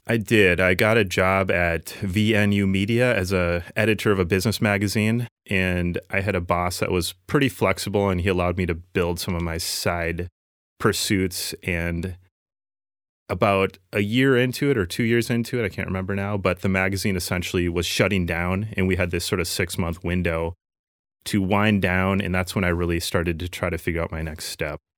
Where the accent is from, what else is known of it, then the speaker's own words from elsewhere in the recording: Minnesota, United States; lifelong Minnesota boy, and um, still living here in South Minneapolis.